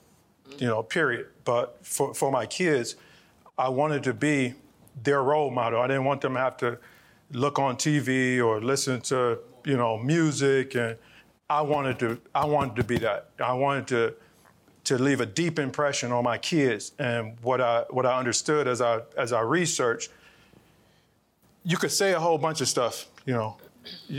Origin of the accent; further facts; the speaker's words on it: Cleveland, Ohio, United States; I'm from Cleveland, Ohio. Born and raised in Cleveland, Ohio. I still live in Cleveland, Ohio.